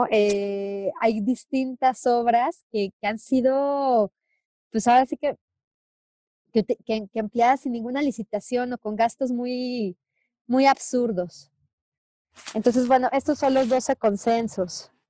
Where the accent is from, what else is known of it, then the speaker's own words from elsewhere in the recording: Mexico; como, como mexicanas y mexicanos tenemos que alzar la voz